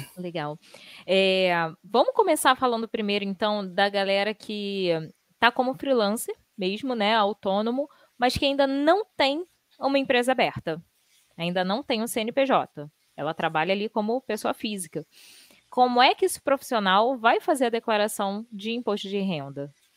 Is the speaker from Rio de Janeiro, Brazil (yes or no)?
yes; Rio de Janeiro, Brazil; Eu sou do Rio de Janeiro